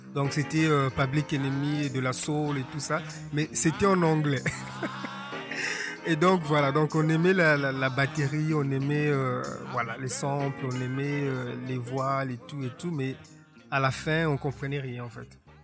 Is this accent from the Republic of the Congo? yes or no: yes; Republic of the Congo; Je suis né en Kaï, ici en République du Congo, en 1976